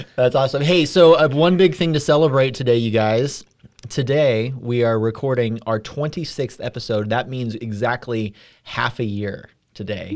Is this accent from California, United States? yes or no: yes; California, United States; now in Midwest, United States; I'm from California